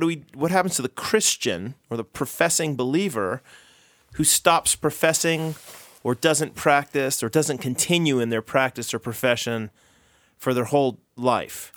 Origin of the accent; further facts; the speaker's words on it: United States; I'm American